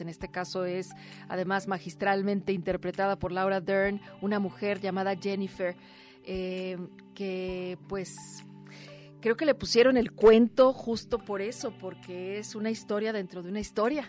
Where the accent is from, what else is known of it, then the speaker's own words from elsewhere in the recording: Mexico; como mexicanas y mexicanos